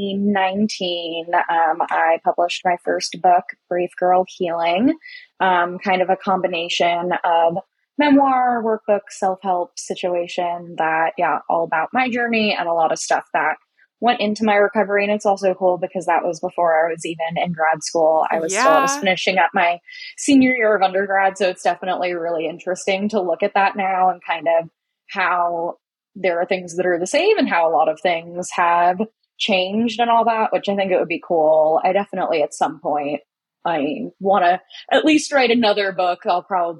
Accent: Long Island, New York, United States; moved away as an adult; now in Nashville, United States; I grew up on Long Island in New York

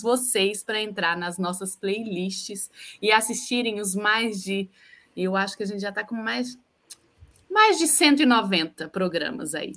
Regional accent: Uberlândia, Minas Gerais, Brazil; now in Niterói, Brazil; sou de Uberlândia, mas agora eu estou em Niterói, Rio de Janeiro

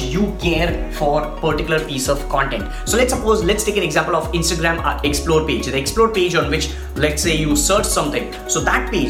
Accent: India; I'm from India

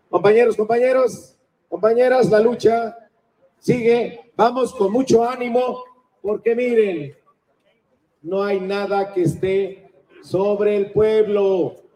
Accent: Mexico; recordando que todas y todos somos mexicanos con el himno nacional

